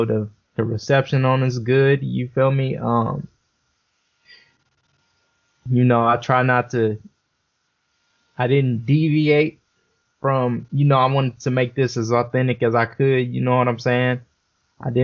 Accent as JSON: {"language": "English", "town": "Los Angeles", "region": "California", "country": "United States", "said": "I'm from South Central. You know, it's California"}